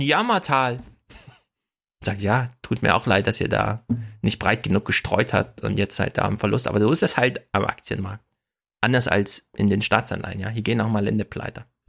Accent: Jena, Thuringia, Germany; Ich komme aus der Stadt, in Jena

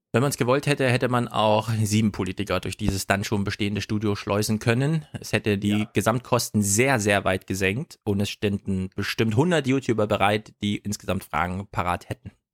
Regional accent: Jena, Thuringia, Germany; komme aus Jena, den München des Ostens

